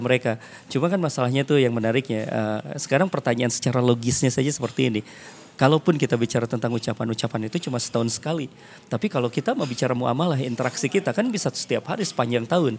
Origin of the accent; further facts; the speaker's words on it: West Java, Indonesia; saya orang Sunda